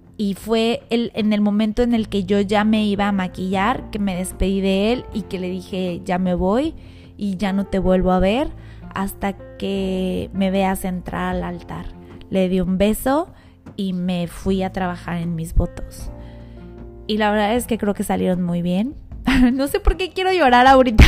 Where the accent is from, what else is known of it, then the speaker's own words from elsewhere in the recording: Mexico City, Mexico; moved away; yo soy de la Ciudad de México, entonces mi familia muy cercana, mi hermano, todos están allá